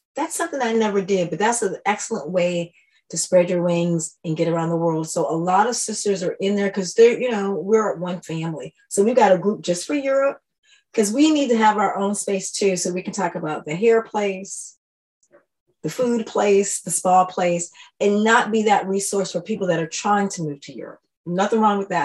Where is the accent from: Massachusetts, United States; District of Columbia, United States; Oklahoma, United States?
District of Columbia, United States; Washington; moved away as an adult; also born or lived in Brussels, Belgium; now in Stockholm, Sweden; I moved from Washington, D.C. I grew up in D.C. when it was Chocolate City